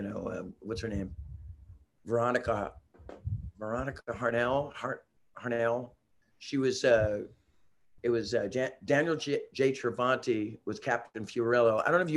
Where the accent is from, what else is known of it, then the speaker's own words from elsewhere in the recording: Germany; English is a second language; I'm from Germany.